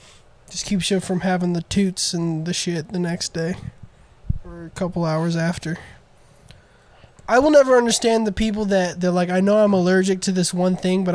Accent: the South, United States; we're from the South

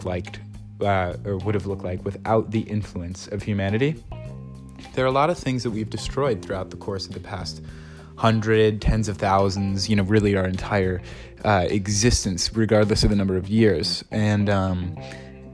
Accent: Ohio, United States; I grew up in Ohio, 10 minutes away from a national park

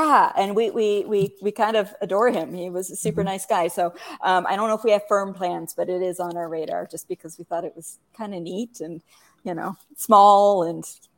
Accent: Fairbanks, Alaska, United States; moved away as an adult; now in Bend, Oregon, United States; I grew up in Fairbanks, which is like right in the middle.

